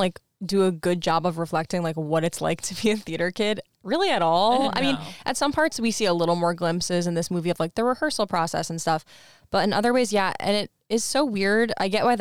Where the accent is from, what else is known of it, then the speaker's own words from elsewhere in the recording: East Coast, United States; we're from the East Coast